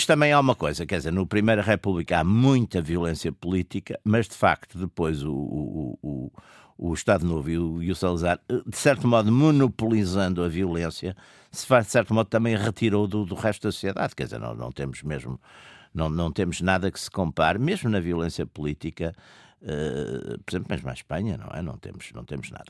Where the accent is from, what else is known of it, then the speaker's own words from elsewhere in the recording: Porto, Norte, Portugal; eu sou do Porto, no Porto dizem-se assim imensos palavrões que não são sequer agressivos